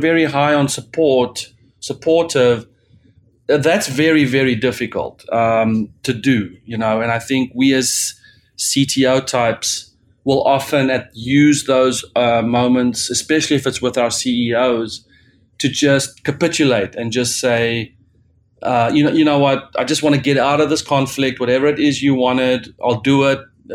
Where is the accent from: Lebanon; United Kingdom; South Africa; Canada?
South Africa; as a South African